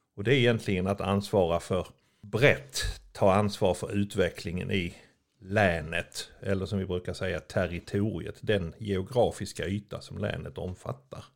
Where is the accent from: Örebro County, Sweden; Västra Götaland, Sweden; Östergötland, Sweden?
Örebro County, Sweden; Örebro; jag kommer från Örebro